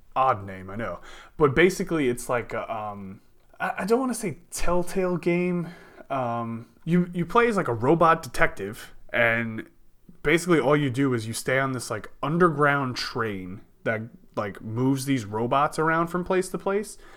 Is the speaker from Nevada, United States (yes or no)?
no; New Jersey, United States; also born or lived in Texas; I'm from Jersey